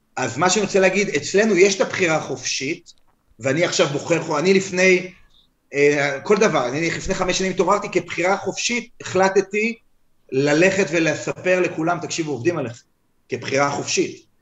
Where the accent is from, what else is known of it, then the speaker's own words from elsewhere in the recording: United States; אני אמריקאי. לא הצבעתי, אבל אני אמריקאי